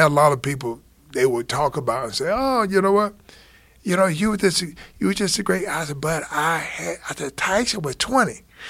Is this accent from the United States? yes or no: yes; Alabama, United States; I'm from Alabama.